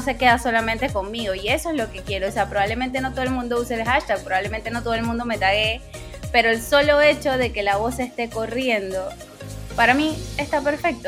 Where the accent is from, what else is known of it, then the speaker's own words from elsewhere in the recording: Panama; yo soy panameña, aunque muchas veces me confundan con otras nacionalidades, sí, soy 100% panameña